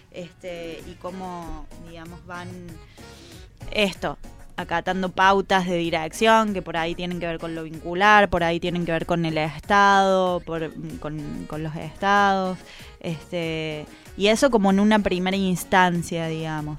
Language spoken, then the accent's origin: Spanish; Córdoba, Argentina; now in Buenos Aires, Argentina; yo vengo de Córdoba y en Córdoba hay una tradición sobre la creación colectiva mucho más fuerte